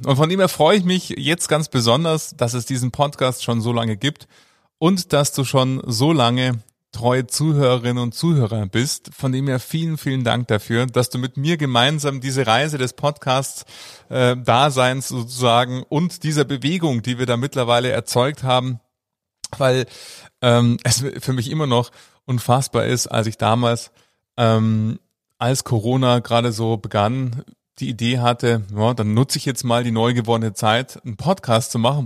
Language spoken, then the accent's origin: German; Munich, Bavaria, Germany; weil ich in München geboren bin, München meine Heimatstadt ist